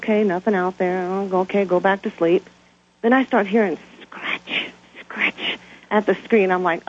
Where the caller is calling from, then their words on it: Brighton, Colorado, United States; And I'm calling from Brighton, Colorado.